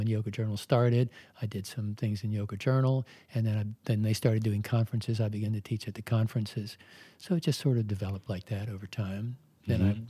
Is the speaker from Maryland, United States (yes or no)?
yes; Baltimore, Maryland, United States; I was born in Baltimore. I lived all over Maryland.